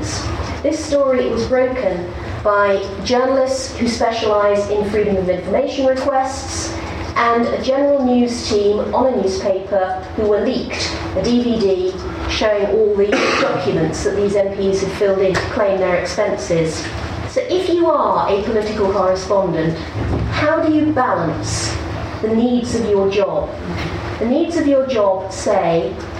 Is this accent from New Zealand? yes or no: no; United Kingdom; as a British journalist